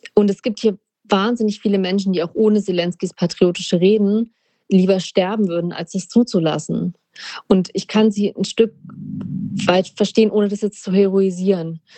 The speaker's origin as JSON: {"language": "German", "country": "Germany", "said": "uns als Deutsche"}